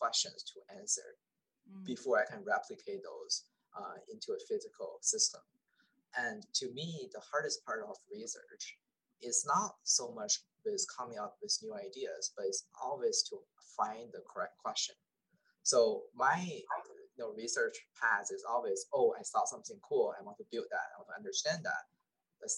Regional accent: China; moved away; when I was small, I was born in China. So, I was in a big city

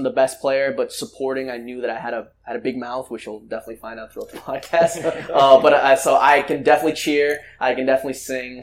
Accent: Llano Verde, Zacapa, Guatemala; also born or lived in United States; now in Rhode Island, United States; we're American born and Guatemalan raised

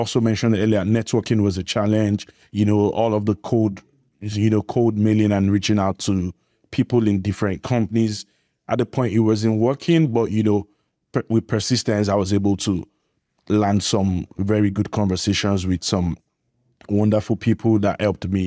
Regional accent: Nigeria; I'm from Nigeria.

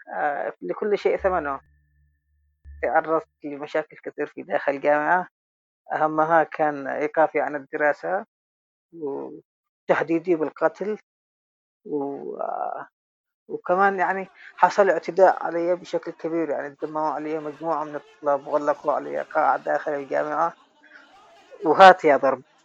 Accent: Sanaa, Amanat Al Asimah, Yemen; moved away; also born or lived in Taiz, Yemen; صحفي من اليمن من تعز عشت حياتي كلها في داخل صنعاء فأعتبر نفسي أن أنا من صنعاء مش من تعز

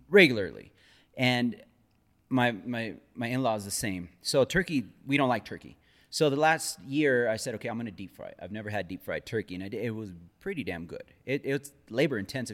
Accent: Denver, Colorado, United States

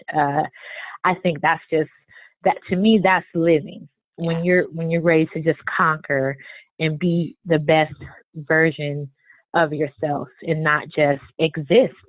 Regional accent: California, United States; moved away; I was born in California originally

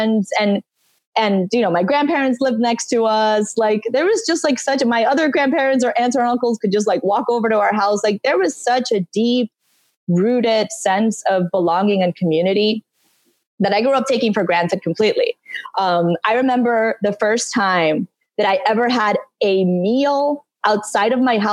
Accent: Santo Domingo, Dominican Republic; moved away as an adult; also born or lived in Northeast United States; now in Miami, United States; I grew up in Santo Domingo.

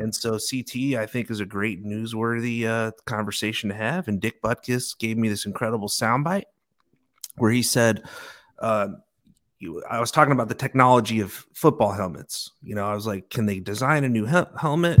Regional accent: Chicago, Illinois, United States; moved away; growing up in Chicago, and, uh, my grandfa-, grandfather was a bar owner

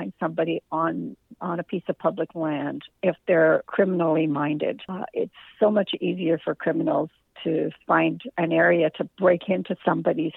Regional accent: Canada; we're Canadian

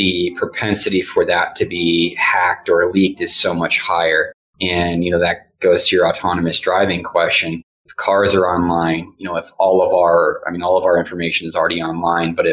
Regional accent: Midwest, United States; moved away; also born or lived in Texas; I know from growing up in the Midwest

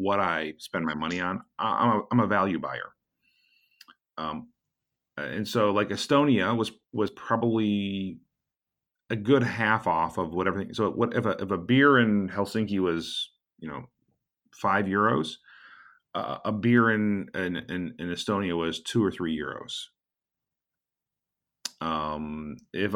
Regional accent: United States; I am an American

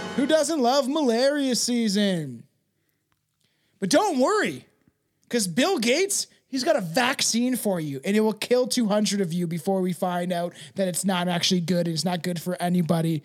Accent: Canada; I'm Canadian

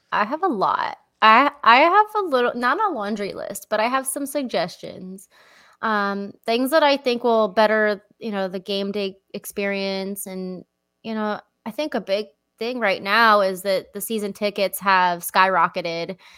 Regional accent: Lehigh Valley, Pennsylvania, United States; moved away; my hometown

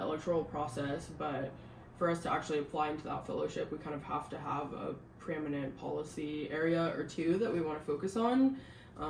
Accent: Seattle, Washington, United States; also born or lived in California; now in Northern Virginia, United States; I grew up in the Seattle area, lived in California for a couple years

